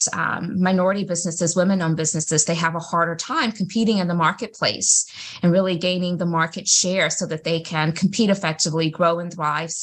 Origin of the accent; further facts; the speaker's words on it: Greenville, South Carolina, United States; I am from Greenville, South Carolina